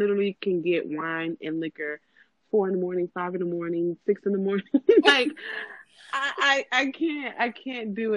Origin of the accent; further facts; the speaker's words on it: South Florida, United States; I'm from South Florida. Like Miami is 30 minutes away from me